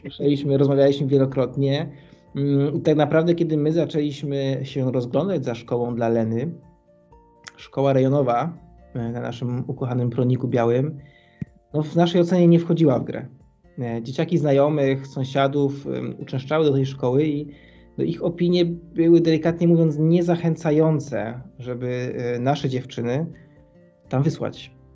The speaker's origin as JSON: {"language": "Polish", "town": "Kraków", "region": "Lesser Poland", "country": "Poland", "moved": "as an adult", "said": "Jesteśmy z Krakowa, oryginalnie z Krakowa, chociaż dzisiaj już troszkę innej części mm, Europy"}